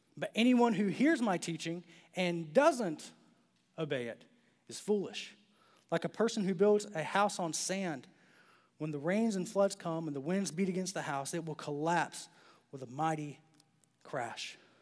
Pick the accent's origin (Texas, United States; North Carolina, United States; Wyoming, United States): North Carolina, United States; Clinton; born or raised there; moved away